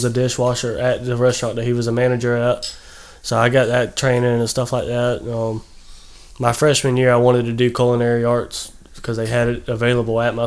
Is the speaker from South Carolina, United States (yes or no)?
yes; Gaston, South Carolina, United States; also born or lived in Gilbert; I grew up in Gaston, I grew up in Gaston, mostly. I lived in Gilbert for a little bit.